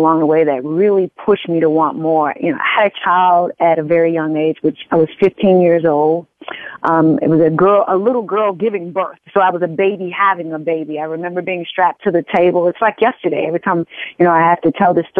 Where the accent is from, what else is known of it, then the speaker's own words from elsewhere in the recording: Wilson, Arkansas, United States; moved away as an adult; I'm originally from a little small town called Wilson, Arkansas, population of about 1,000